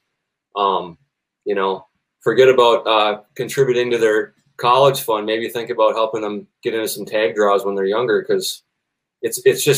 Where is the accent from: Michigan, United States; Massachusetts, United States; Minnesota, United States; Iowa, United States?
Minnesota, United States; I'm from Minnesota